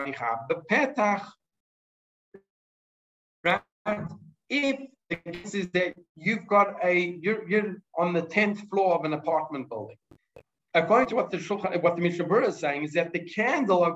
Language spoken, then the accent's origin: English; South Africa; now in Israel; as a South African who's made Aliyah